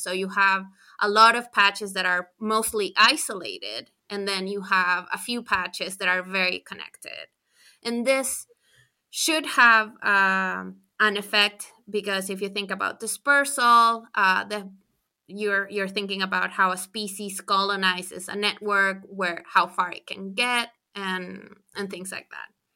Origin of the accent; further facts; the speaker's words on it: Chile; moved away as an adult; also born or lived in United States; I'm from Chile, so in South America